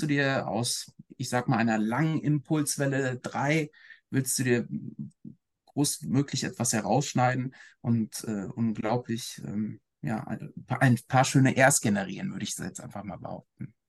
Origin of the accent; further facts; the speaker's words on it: Ruhr area, North Rhine-Westphalia, Germany; ich bin im Ruhrgebiet aufgewachsen